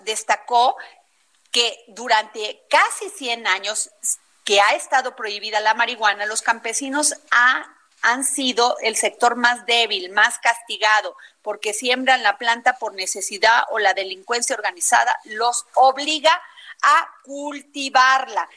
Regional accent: Vega de Alatorre, Veracruz, Mexico; moved away; allá en mi pueblo, Vega de la Torre, Veracruz

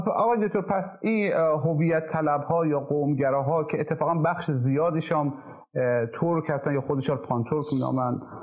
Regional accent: Khorasan, Iran; accent: Khorasani Persian; first language Khorasani Persian; moved away; زبان مادری ما مثلا فارسی خراسانی

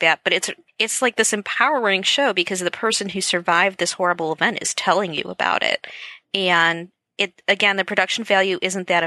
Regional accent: Wisconsin, United States; I'm from Wisconsin

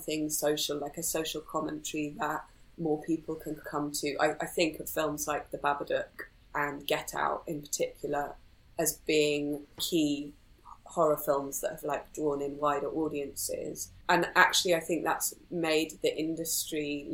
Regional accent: Wales, United Kingdom; also born or lived in Aberystwyth; I grew up in Wales, in rural countryside, but eventually moved to the closest bigger town, which was Aberystwyth.

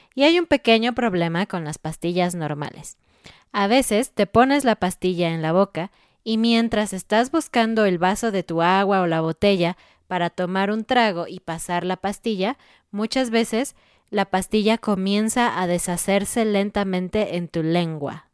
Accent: Mexico

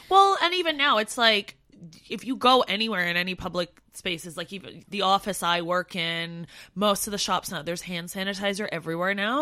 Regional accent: Canada; now in London, United Kingdom; I'm Canadian and white and not Asian

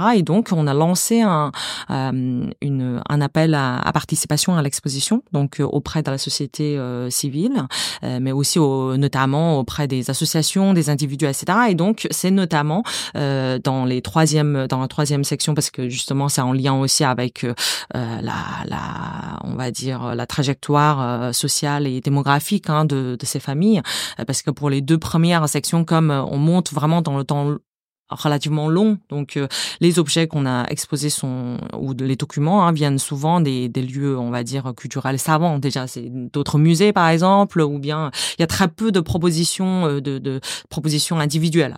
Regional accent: China; French is a second language; moved away as an adult; now in France; je suis née en Chine, j'ai grandi en Chine

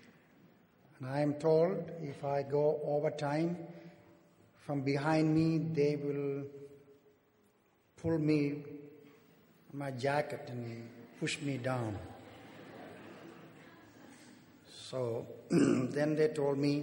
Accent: South India, India; moved away; I am from the southern part of India, born and raised there

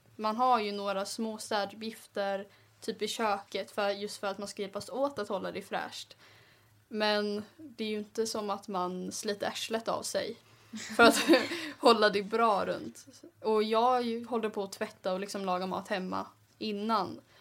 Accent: Gothenburg, Västra Götaland, Sweden; kommer från Göteborg

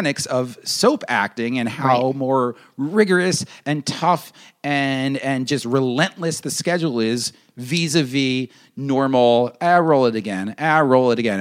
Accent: New York, United States; we're from Bedford and Pound Ridge and Mount Kisco and Bedford Hills, New York, just 45 minutes outside the city

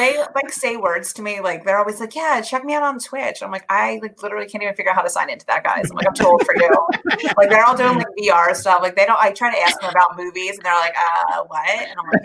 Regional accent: New Jersey, United States; I'm from New Jersey.

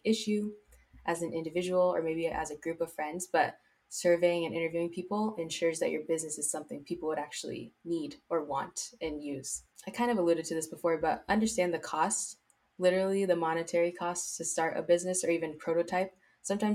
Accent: South Bay, California, United States; Growing up in the South Bay

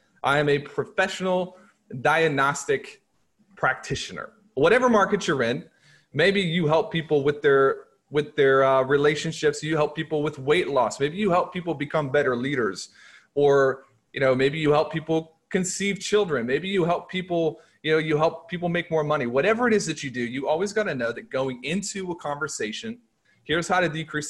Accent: Nixa, Missouri, United States; I went to high school in a place called Nixon, Missouri

